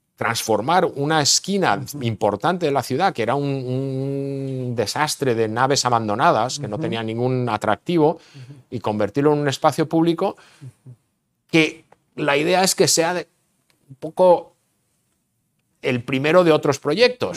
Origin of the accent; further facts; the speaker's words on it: Barcelona, Catalonia, Spain; also born or lived in Madrid; now in Austin, United States; nací en Barcelona